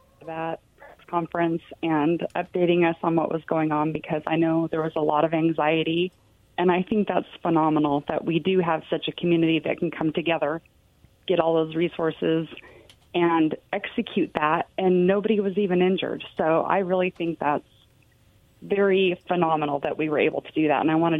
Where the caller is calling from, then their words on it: Richland, United States; Hey, guys, it's … in Richland.